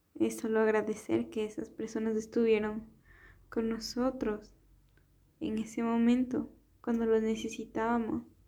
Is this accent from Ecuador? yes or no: yes; Ecuador; moved away as an adult; also born or lived in Germany; now in Spain; Yo soy de Ecuador